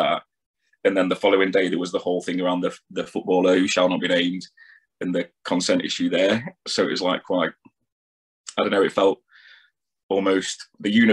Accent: Nottingham, East Midlands, United Kingdom; I'm from Nottingham Way

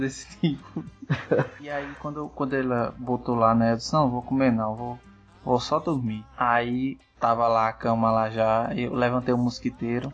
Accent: Northeast Region, Brazil; eu sendo nordestino

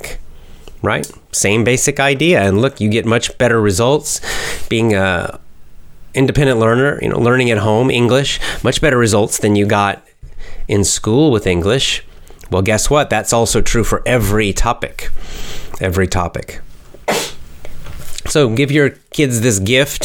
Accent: United States; I'm American. American. USA

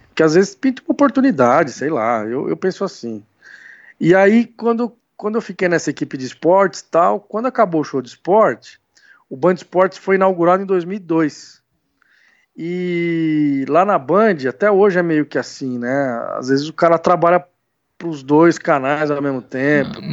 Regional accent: São Bernardo do Campo, São Paulo, Brazil; Eu sou do ABC, né? Eu sou uhum. de São Bernardo.

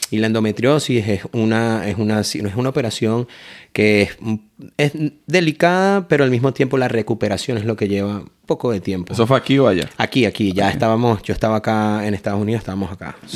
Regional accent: Caracas, Capital District, Venezuela; moved away as an adult; also born or lived in Miami; now in Naples, United States; yo soy de descendencia colombiana por parte de mi madre. Mi madre es de Medellín. ¿De qué parte tú eres? De, de Caracas.

